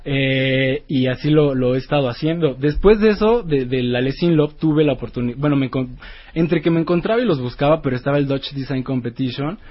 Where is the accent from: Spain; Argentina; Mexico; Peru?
Mexico; la primera vez que salí de México